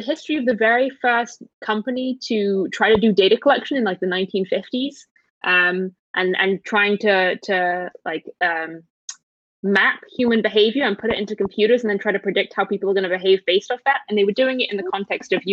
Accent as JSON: {"language": "English", "country": "United Kingdom", "said": "I'm British"}